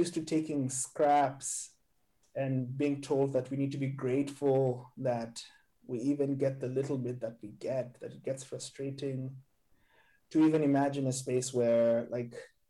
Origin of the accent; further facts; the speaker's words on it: Nairobi, Kenya; also born or lived in Cape Town / Johannesburg; now in Amsterdam, Netherlands; growing up in Nairobi, living in Cape Town, Johannesburg, and now where I live partly where I live in Amsterdam